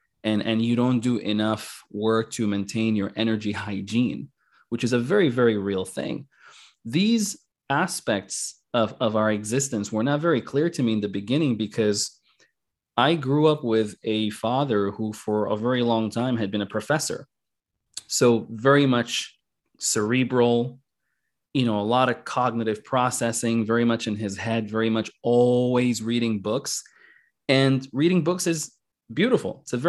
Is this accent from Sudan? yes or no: yes; Sudan; also born or lived in Kuwait / Qatar; the civil war in Northern Sudan, South Sudan, you know, we're originally from Sudan.